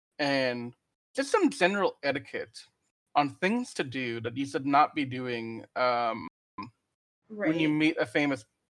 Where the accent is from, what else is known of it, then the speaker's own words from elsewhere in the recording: Louisiana, United States; Just a quick note, I'm from Louisiana, that's where I'm coming at you live from.